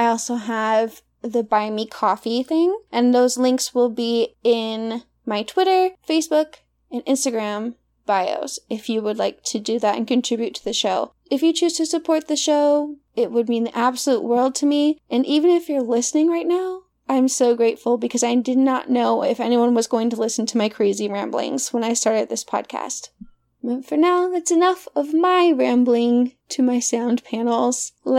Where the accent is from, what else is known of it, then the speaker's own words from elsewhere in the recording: Hot Springs, Arkansas, United States; growing up in Hot Springs, Arkansas, as a mixed girl.